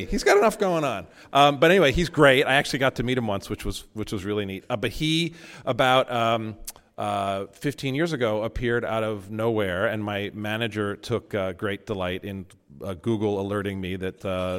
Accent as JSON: {"language": "English", "region": "New Jersey", "country": "United States", "tie": "born or raised there", "said": "When I was about 13 years old, I grew up in North Jersey, but, you know, my dad had this little Episcopal church"}